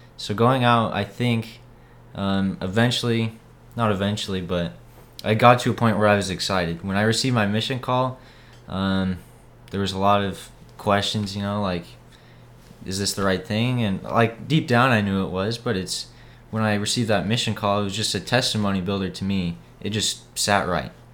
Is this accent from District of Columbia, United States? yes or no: no; Boise, Idaho, United States; moved away as an adult; now in Texas, United States; I'm from Boise, Idaho